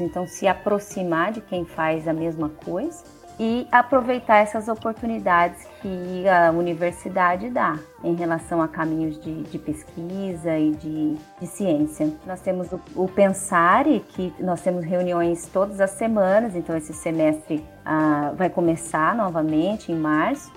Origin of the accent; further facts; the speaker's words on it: Campo Grande, Mato Grosso do Sul, Brazil; moved away as an adult; also born or lived in Botucatu / Cuiabá; now in Campo Grande, Brazil; na minha cidade natal, Campo Grande.